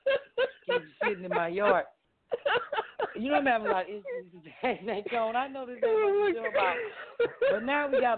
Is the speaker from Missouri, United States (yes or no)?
yes; Kirkwood, Missouri, United States; moved away as an adult; now in Philadelphia, United States; I grew up out in Kirkwood